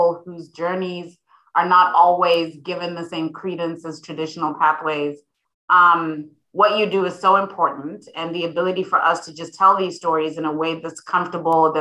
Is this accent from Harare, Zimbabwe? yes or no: yes; Harare, Zimbabwe; now in St. Louis, United States; growing up in Harare, Zimbabwe